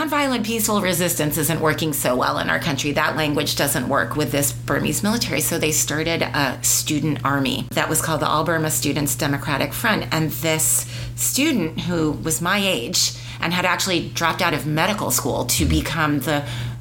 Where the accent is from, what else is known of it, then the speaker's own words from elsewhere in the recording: United States; I, as an American